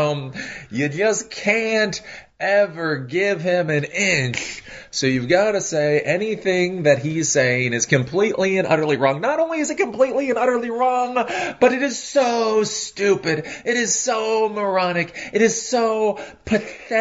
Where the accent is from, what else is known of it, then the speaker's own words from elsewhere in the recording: Maryland, United States; Maryland, my home state